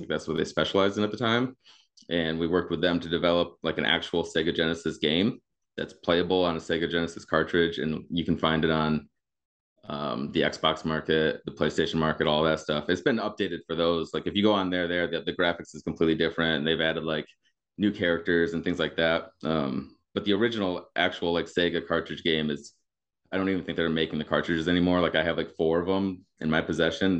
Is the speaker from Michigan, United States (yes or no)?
yes; Grand Rapids, Michigan, United States; moved away as an adult; also born or lived in Youngstown, Ohio / Pittsburgh; now in Chicago, United States; I grew up in Michigan, uh, over by Grand Rapids.